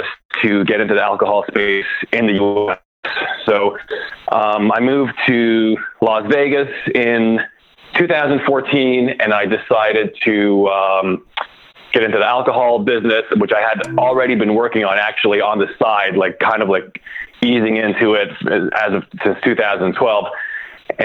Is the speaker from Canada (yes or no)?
yes; Canada; now in United States; I'm actually from Canada.